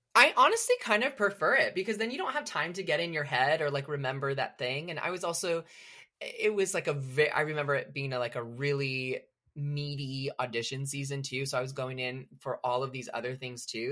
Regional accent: Selma, California, United States; moved away as an adult; also born or lived in Los Angeles, California; I grew up in Selma, California, so it's about three hours from L A.

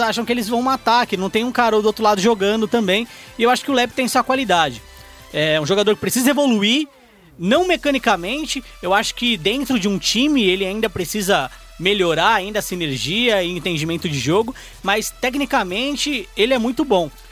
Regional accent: São Bernardo do Campo, São Paulo, Brazil; eu sou de São Bernardo

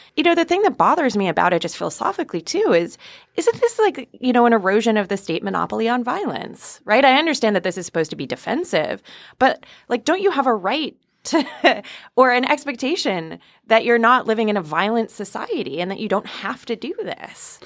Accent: West Hartford, Connecticut, United States; I grew up in West Hartford, Connecticut

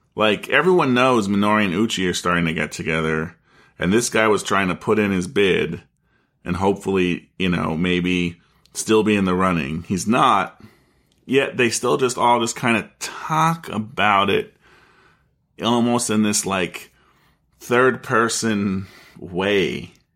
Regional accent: United States; as an American

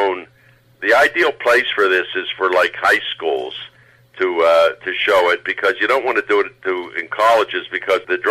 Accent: United States; born and raised in America

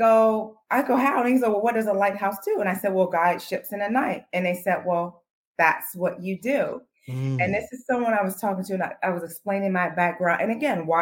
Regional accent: Chicago, Illinois, United States; growing up on the South Side of Chicago

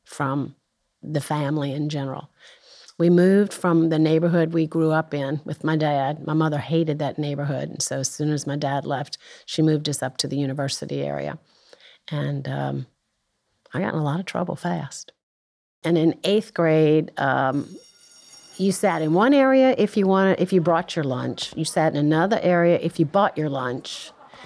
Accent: New Orleans, Louisiana, United States; I grew up here in New Orleans as well

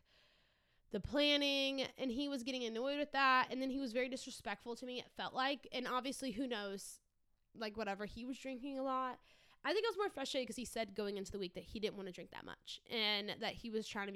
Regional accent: Louisiana, United States; I grew up in Louisiana.

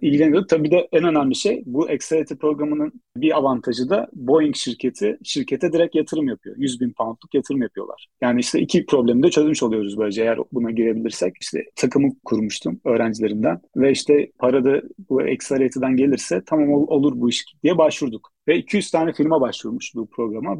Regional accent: Istanbul, Turkey; moved away as an adult; also born or lived in Ankara, Turkey; Aslında İstanbulluyum.

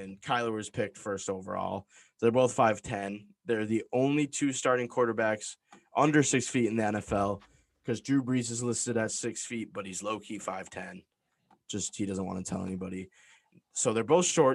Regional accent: Massachusetts, United States; We're from Mass.

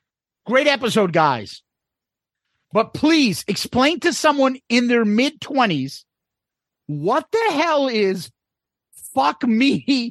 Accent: Dublin, Leinster, Ireland; accent: Dublin; It sounds like you're slagging my Dublin accent.

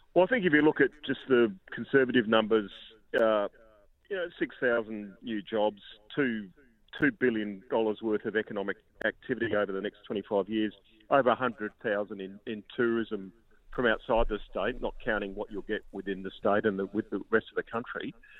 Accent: Adelaide, South Australia, Australia; my hometown of Adelaide

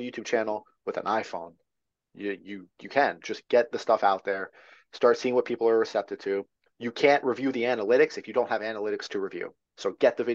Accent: near Long Beach Island, New Jersey, United States; now in North Carolina, United States; I grew up near Long Beach Island

